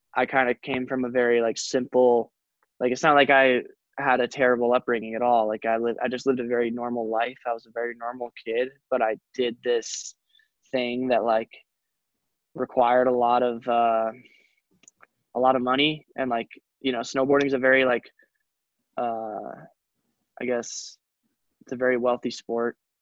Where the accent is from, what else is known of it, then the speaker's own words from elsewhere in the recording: Telluride, Colorado, United States; I come from Telluride, which is an awesome ski town. So like I did have one of the best ski resorts ever to, to grow up